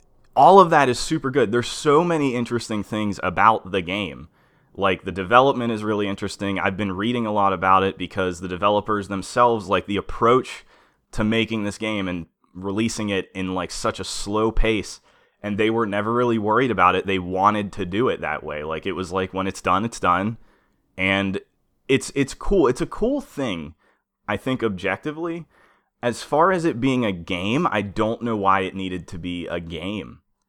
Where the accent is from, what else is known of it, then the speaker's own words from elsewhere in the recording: Pennsylvania, United States; we grew up in Western Pennsylvania, right on the edge of what you would consider Midwest.